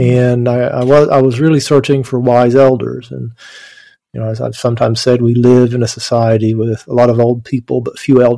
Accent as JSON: {"language": "English", "area": "Appalachian Mountains", "region": "East Kentucky", "country": "United States", "tie": "born or raised there", "said": "I grew up in the Appalachian Mountains in East Kentucky, coal mining country"}